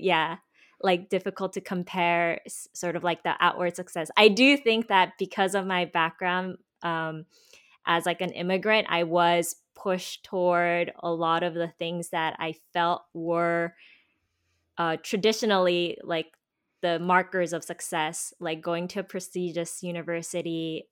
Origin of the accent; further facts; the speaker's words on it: United States; also born or lived in Korea; I was born in Korea and I was actually raised by my grandparents who moved to America